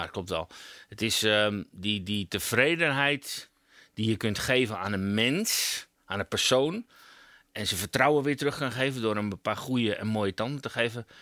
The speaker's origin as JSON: {"language": "Dutch", "town": "Amsterdam", "region": "North Holland", "country": "Netherlands", "said": "Ik kom uit Amsterdam. Dus hard eh, op de tong"}